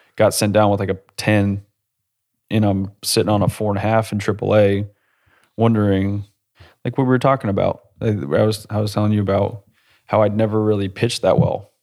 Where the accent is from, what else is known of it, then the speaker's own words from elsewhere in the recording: New England, United States; I grew, I grew up in New England